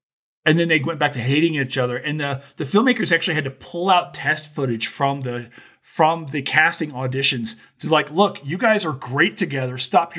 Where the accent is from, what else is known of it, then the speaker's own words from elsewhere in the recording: Louisiana, United States; I remember growing up in Louisiana, listening to that.